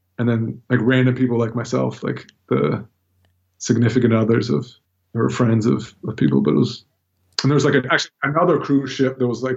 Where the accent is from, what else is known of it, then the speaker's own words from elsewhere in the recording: United States; I'm definitely an American